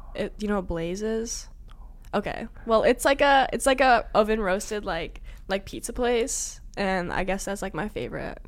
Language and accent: English; Illinois, United States; I'm from Illinois